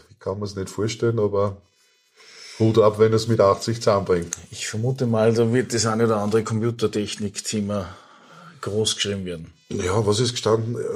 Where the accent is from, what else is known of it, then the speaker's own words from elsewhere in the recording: Austria; nein, ich bin Österreicher, ich lese österreichische Literatur